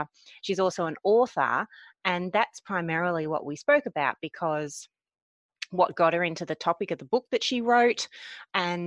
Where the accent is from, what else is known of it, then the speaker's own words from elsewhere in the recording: Melbourne, Victoria, Australia; we're both from Melbourne